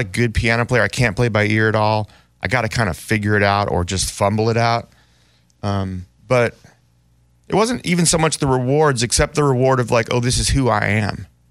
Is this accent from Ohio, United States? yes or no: no; Oakland, California, United States; also born or lived in Berkeley, California; growing up in Oakland and Berkeley